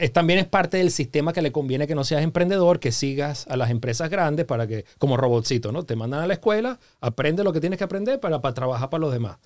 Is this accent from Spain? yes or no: no; Venezuela; moved away as an adult; now in Los Angeles, United States; yo me quería regresar ya a Venezuela porque ya tenía unos años fuera de Venezuela